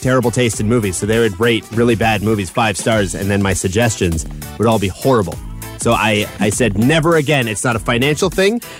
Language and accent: English; Chatham, Ontario, Canada; as somebody who grew up in Chatham, Ontario, in the midst of a bunch of cornfields